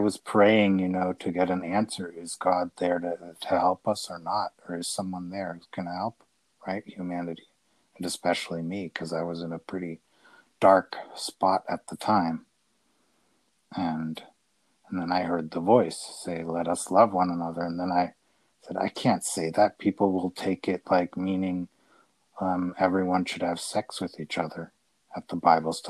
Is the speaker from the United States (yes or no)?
yes; United States; moved away; also born or lived in Italy / Austria; I grew up in America. Then lived in Italy and in Austria